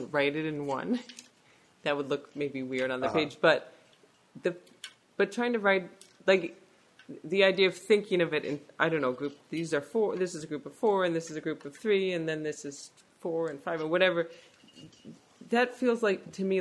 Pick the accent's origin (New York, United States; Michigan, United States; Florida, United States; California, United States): California, United States; San Francisco; moved away as an adult; now in Quebec, Canada; I grew up in San Francisco